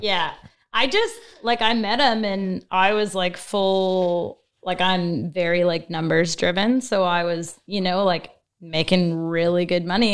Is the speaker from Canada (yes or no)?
yes; Fort McMurray, Alberta, Canada; I was from Fort McMurray. So I'm an oil field girl